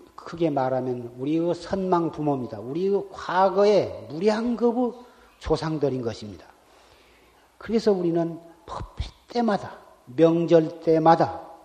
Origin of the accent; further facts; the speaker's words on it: South Korea